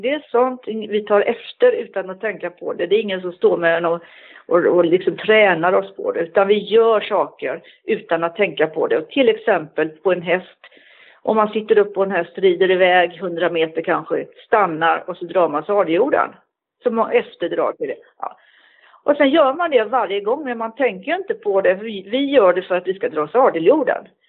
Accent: Gothenburg, Västra Götaland, Sweden; moved away; also born or lived in Stockholm; jag är född i Göteborg och jag har gått på ridskola i Göteborg

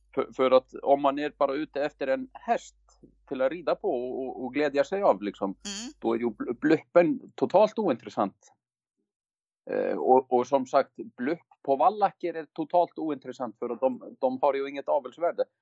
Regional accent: Iceland; now in Sweden; jag är en islänning, har varit i Sverige länge

